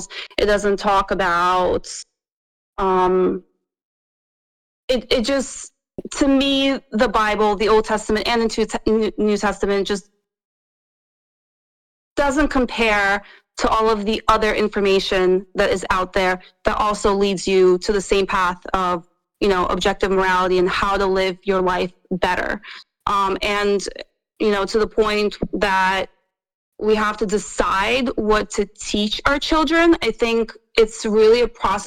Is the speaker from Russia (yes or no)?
yes; Russia; I'm from Russia